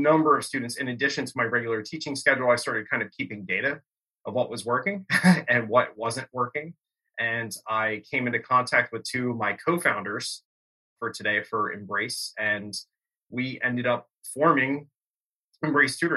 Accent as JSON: {"language": "English", "area": "Bucks County", "region": "Pennsylvania", "country": "United States", "tie": "born or raised there", "said": "growing up in Bucks County, PA"}